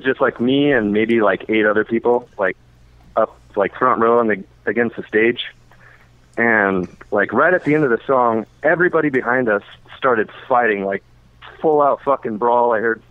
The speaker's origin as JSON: {"language": "English", "region": "Wyoming", "country": "United States", "said": "from Wyoming."}